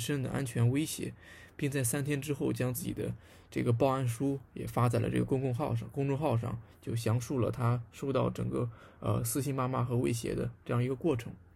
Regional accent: southwestern Shandong, China; 我的老家呢，在，呃，鲁西南的一个小县城里面

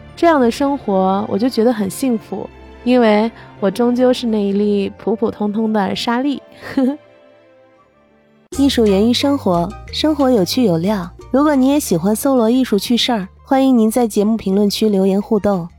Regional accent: Baoji, Shaanxi, China; 我生长在华夏始祖炎帝故里青铜器之乡的大宝鸡

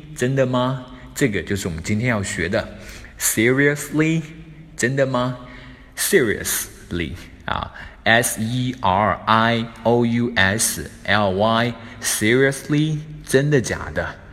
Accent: China; 我们中国人

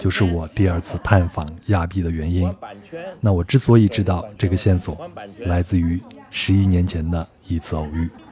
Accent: Beijing, China; 我就说是从北京来

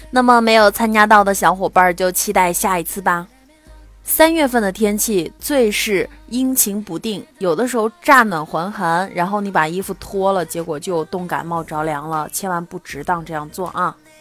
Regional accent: China; 我们中国人总是认为，立遗嘱不吉利

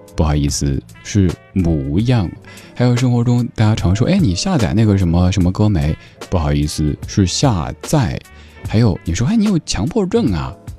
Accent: Southwest China, China; 我一个西南人

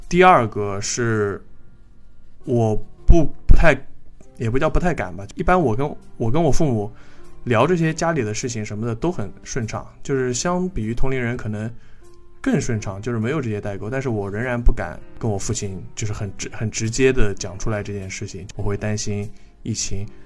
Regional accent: Hai'an, Jiangsu, China; 我老家在南通，海岸嗯。我跟我爸妈的家是在那个县城里边儿

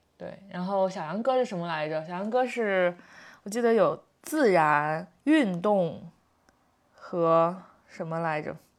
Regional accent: Qingdao, Shandong, China; 我是青岛的

